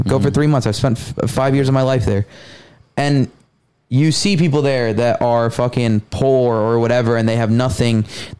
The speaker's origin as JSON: {"language": "English", "country": "Lebanon", "said": "I'm from Lebanon, mm-hmm."}